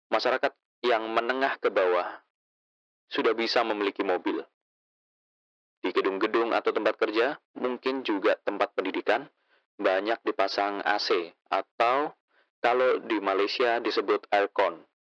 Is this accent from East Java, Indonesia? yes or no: yes; Malang, East Java, Indonesia; Di daerah saya di Malang juga sering. Malah di kota Batu yang dia itu gunung.